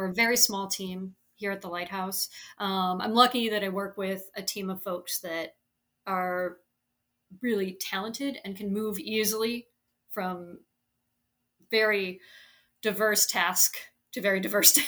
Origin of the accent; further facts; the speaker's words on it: St. Louis, Missouri, United States; moved away as an adult; also born or lived in Chicago; now in New Orleans, United States; I grew up in St. Louis, so on the Mississippi River.